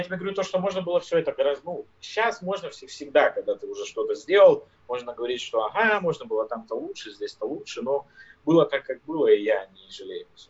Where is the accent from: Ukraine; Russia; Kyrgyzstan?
Russia; Siberia; moved away as an adult; now in United States; Я родился в, в глубинке, в Сибири, в деревне, то есть я не из Москвы и не из, там, из какого-то крупного города